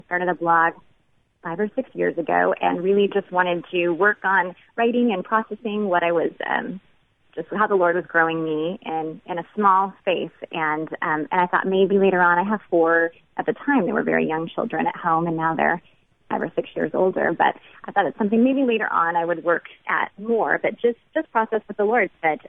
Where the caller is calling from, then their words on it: Washington, United States; I'm calling from Washington State, the non-Seattle part of Washington.